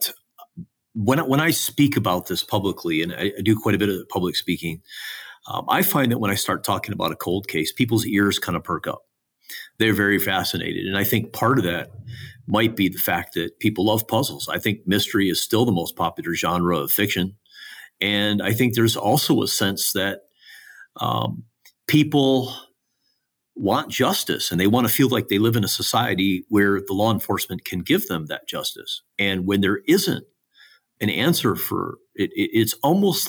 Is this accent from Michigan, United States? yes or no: yes; Michigan, United States; my home state here, Michigan